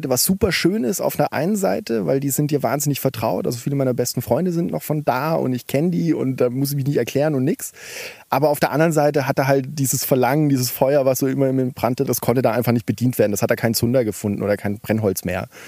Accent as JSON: {"language": "German", "town": "Bad Mergentheim", "region": "Baden-Württemberg", "country": "Germany", "said": "Äh, Bad Mergentheim heißt das."}